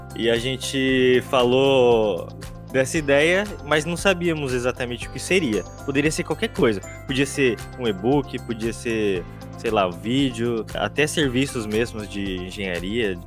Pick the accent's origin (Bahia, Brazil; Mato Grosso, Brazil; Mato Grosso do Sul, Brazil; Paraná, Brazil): Paraná, Brazil; Londrina; eu sou de Londrina